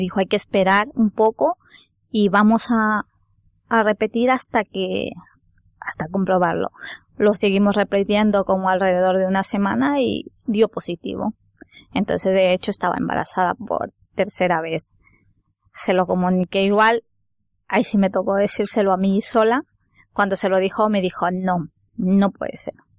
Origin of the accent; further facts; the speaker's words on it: Ecuador; moved away as an adult; now in Spain; soy de Ecuador, llevo cinco años aquí en España